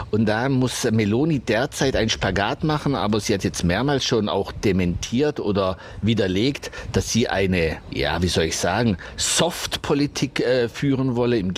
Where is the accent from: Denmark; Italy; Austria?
Italy; Migration ist schön, Interkulturalität ist schön, ich stehe dazu, bin ja selber Italiener